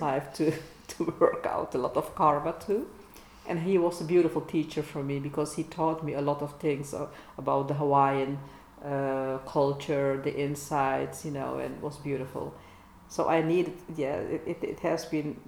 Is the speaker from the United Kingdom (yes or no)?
no; Netherlands; English is a second language; we are Dutchies, we dare to speak English